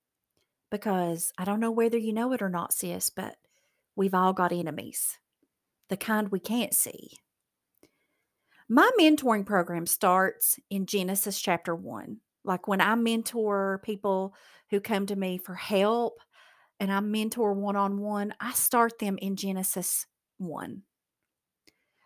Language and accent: English; Appalachian Mountains, United States; I'm from the Appalachian Mountains, so we have learned how to fry anything.